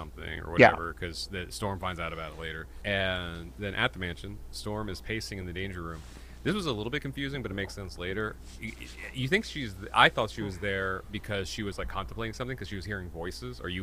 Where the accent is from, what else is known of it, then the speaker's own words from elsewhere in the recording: Indiana, United States; I grew up in Indiana